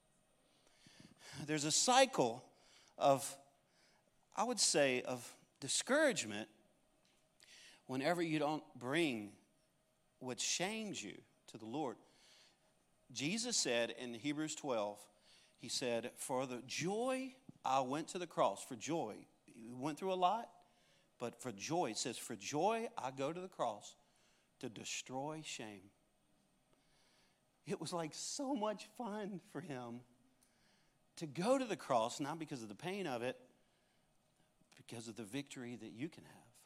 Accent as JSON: {"language": "English", "area": "Cajun", "region": "Louisiana", "country": "United States", "said": "I am a Cajun"}